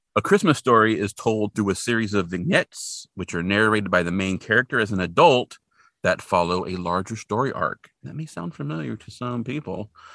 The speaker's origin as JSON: {"language": "English", "town": "Hanford", "region": "California", "country": "United States", "tie": "born or raised there", "said": "where I grew up in Hanford, in Hanford, California, not Hanford, Washington"}